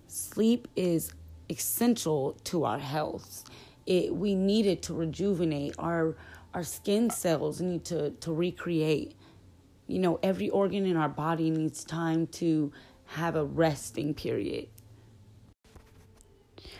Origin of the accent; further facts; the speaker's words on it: Southern California, United States; I'm from California, Southern California